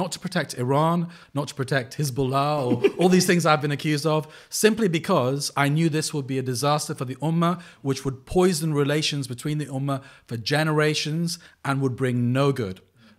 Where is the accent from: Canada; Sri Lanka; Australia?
Sri Lanka; I don't know the South Asian world so well, despite the fact that I come from Sri Lanka and my wife's Pakistani.